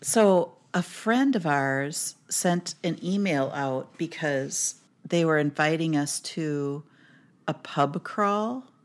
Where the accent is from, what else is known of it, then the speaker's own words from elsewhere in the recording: Minnesota, United States; I'm from Minnesota